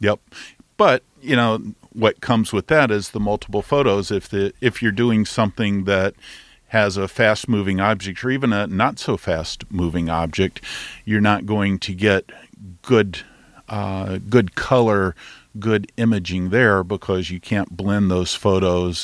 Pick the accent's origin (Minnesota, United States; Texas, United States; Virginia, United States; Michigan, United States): Texas, United States; I'm a Texan